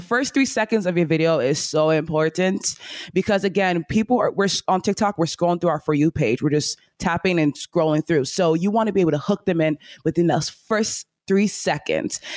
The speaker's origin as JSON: {"language": "English", "country": "Nigeria", "accent": "Nigerian", "said": "I say things in my Nigerian accent"}